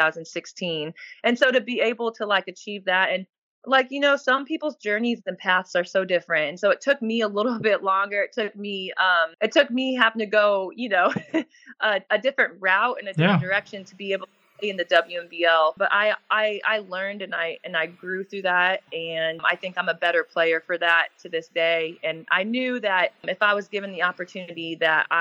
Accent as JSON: {"language": "English", "country": "United States", "tie": "born or raised there", "also_born_or_lived": "Perth", "moved": "as an adult", "lives_now": "Sydney, Australia", "said": "I grew up in America, the first 21 years of my life"}